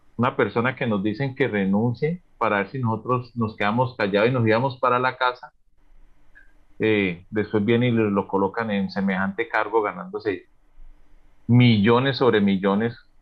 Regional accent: Yumbo, Valle del Cauca, Colombia; moved away as an adult; also born or lived in Cali / Antioquia; now in Barcelona, Spain

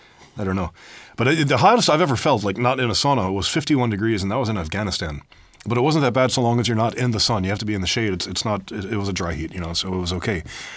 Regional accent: United States; moved away as an adult; now in Europe; they say, oh, you learned English so well. And I'm like, thanks, dumbass, I'm Amer

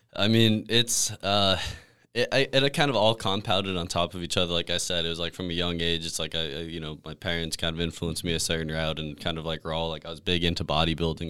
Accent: New Mexico, United States; moved away as an adult; also born or lived in Denver, Colorado; now in California, United States; I grew up in New Mexico

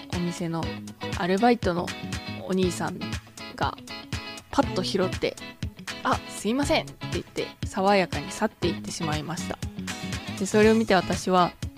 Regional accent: Okayama, Japan; 出身地は岡山県です

